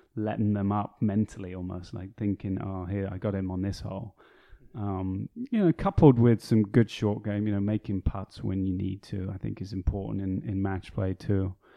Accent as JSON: {"language": "English", "country": "United Kingdom", "tie": "born or raised there", "also_born_or_lived": "Chicago, United States", "moved": "as an adult", "said": "where I grew up, just outside of London."}